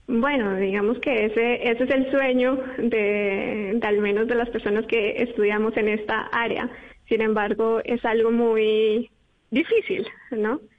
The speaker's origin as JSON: {"language": "Spanish", "region": "Bogotá", "country": "Colombia", "tie": "born or raised there", "moved": "as an adult", "lives_now": "Europe"}